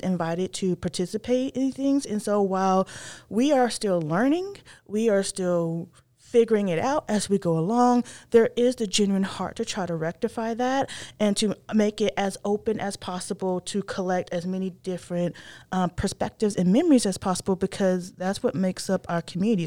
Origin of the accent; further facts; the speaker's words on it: northern North Carolina, United States; I am from North Carolina. I'm from the northern part of the state